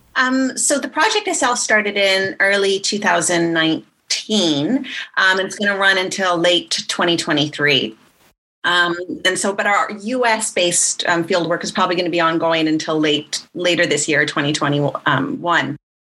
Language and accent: English; Canada; moved away; also born or lived in United States / Sweden / Bristol; I'm from Canada originally, but I'm also from the US, and I went to law school